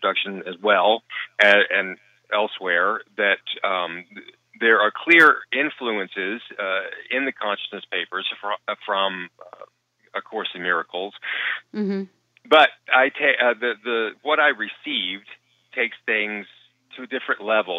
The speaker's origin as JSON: {"language": "English", "region": "the Bible Belt", "country": "United States", "tie": "born or raised there", "moved": "yes", "said": "I was raised in the Bible Belt"}